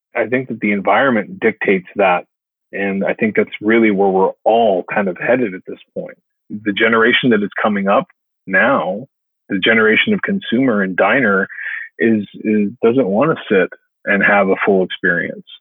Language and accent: English; Los Angeles, California, United States; now in Nashville, United States; those are my roots. I'm from Los Angeles, California